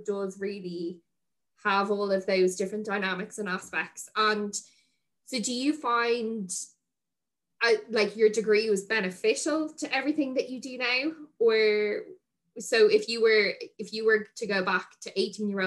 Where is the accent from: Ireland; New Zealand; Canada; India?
Ireland; Dublin, Leinster; when I was younger growing up in Dublin